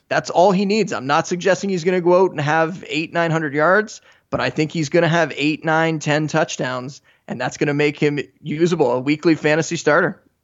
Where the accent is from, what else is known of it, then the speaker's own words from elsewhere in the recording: Canada; I am Canadian